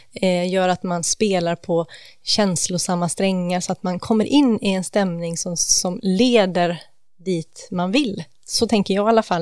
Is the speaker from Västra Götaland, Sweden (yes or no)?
yes; Gothenburg, Västra Götaland, Sweden; born or raised there